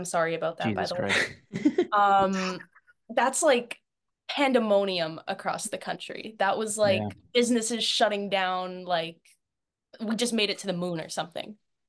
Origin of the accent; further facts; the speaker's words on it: Canada; I'm a Canadian citizen.